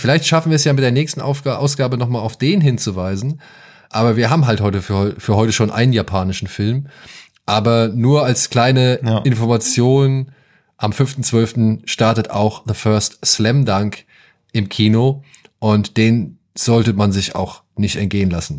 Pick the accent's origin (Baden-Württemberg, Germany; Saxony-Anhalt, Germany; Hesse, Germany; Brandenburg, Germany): Hesse, Germany; hier bei uns in Hessen